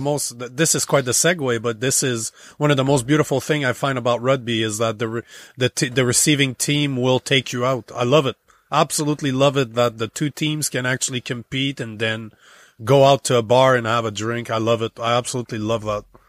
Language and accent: English; Canada; moved away as an adult; now in United States; as a Canadian for thirty-five years